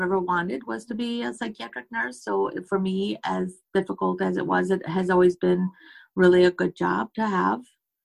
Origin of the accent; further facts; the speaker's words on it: United States; I'm from America.